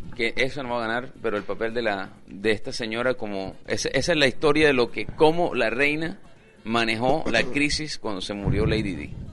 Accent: Colombia; Yo soy colombiano

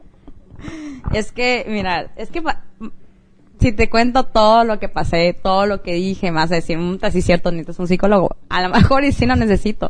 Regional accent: Mexico; moved away; Vengo de México.

